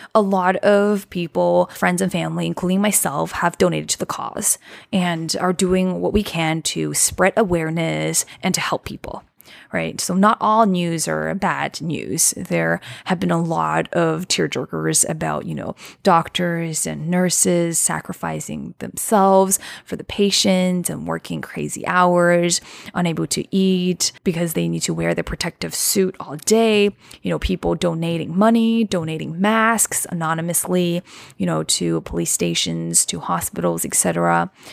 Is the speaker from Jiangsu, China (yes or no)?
yes; Wuxi, Jiangsu, China; my hometown in China is a city called Wuxi in Jiangsu Province